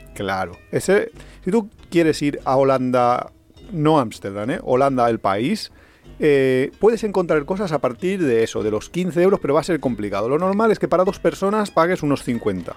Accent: Valencian Community, Spain; somos muy, muy valencianos

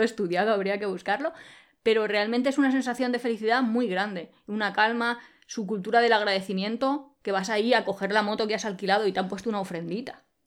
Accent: Spain; Nosotros somos originarios de España

